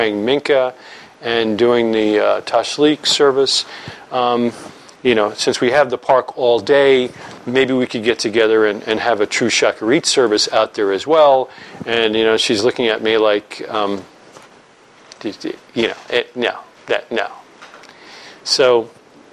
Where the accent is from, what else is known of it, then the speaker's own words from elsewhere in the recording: New York, United States; I'm from New York